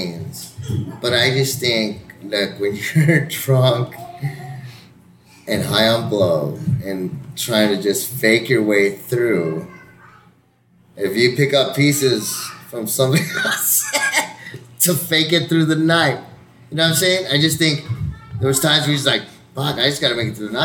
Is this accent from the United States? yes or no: yes; El Paso, Texas, United States; from El Paso